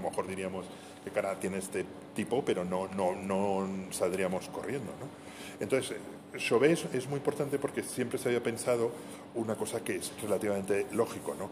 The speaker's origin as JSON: {"language": "Spanish", "town": "Madrid", "region": "Community of Madrid", "country": "Spain", "also_born_or_lived": "Segovia", "said": "Yo soy, soy madrileño, pero tengo muchísima relación con, con, Segovia"}